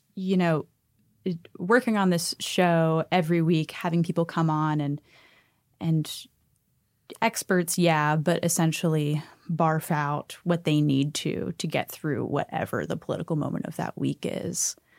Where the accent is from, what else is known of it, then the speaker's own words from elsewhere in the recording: Pittsburgh, Pennsylvania, United States; I'm from Pittsburgh